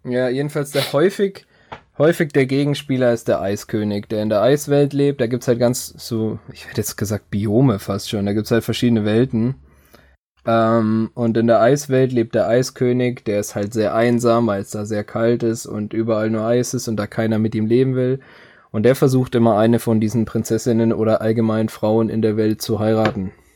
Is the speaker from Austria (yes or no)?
no; Germany; als Deutscher